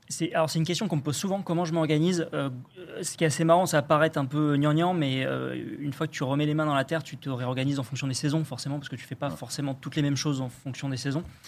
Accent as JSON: {"language": "French", "area": "Dordogne", "region": "Nouvelle-Aquitaine", "country": "France", "tie": "born or raised there", "moved": "yes", "said": "je suis de Dordogne à la base, donc j'ai grandi là-bas, donc vraiment la Dordogne rurale pour le coup"}